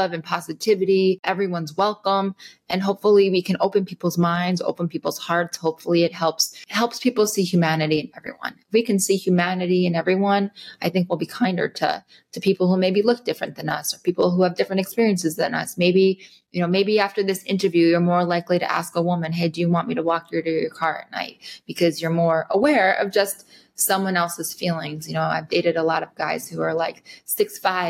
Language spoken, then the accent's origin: English; Rockland County, just outside New York City, United States; I grew up just outside New York City, Rockland County